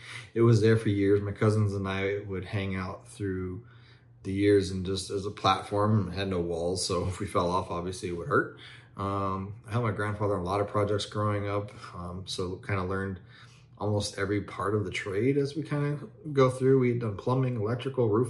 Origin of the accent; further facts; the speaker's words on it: Tonopah, Arizona, United States; I'm an Arizona native. I grew up in Tonopah.